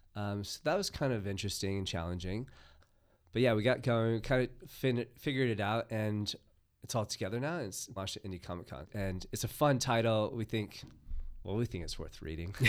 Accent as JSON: {"language": "English", "country": "United States", "tie": "born or raised there", "moved": "yes", "said": "I am a foreigner, yes. I grew up in the United States"}